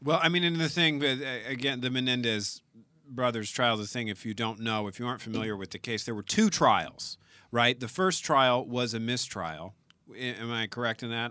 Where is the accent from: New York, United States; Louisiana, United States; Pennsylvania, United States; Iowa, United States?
Louisiana, United States; South; now in California, United States; we're both from South Louisiana.